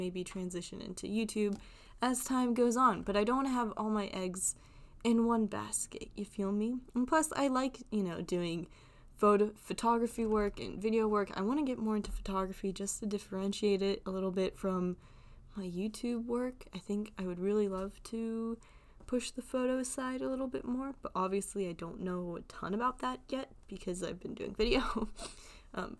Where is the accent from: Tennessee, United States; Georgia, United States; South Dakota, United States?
Georgia, United States; Atlanta; also born or lived in Chicago; being from Atlanta